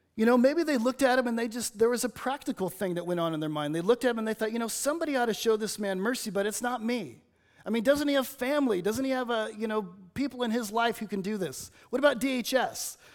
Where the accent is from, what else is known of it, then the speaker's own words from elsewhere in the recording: Los Angeles, California, United States; now in Batesville, United States; I'm from Los Angeles